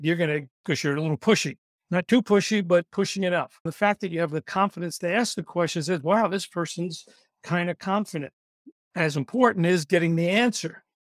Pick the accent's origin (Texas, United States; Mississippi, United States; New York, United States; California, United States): New York, United States; I'm from New York, so I talk fast